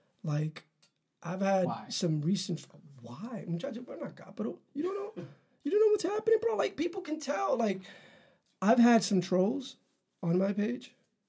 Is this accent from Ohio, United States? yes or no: no; New York City, New York, United States; I grew up in Harlem